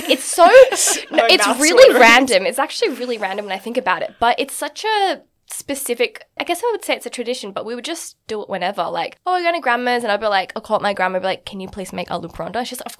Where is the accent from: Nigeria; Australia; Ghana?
Australia; also born or lived in Connecticut, United States / Singapore; So I'm Indian. I'm 100% Indian. I'm from the north of India. So mm-hmm. I'm Punjabi Indian. And my like religion is like Sikhism. So we're from up north and it's quite interesting for me because I was born and raised in Australia.